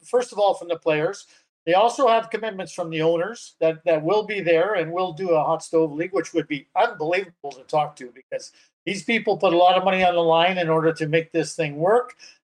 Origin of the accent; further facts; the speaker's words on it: Winnipeg, Manitoba, Canada; I came back to Winnipeg. I'm homegrown Winnipeg, born and raised in Winnipeg. Came back to Winnipeg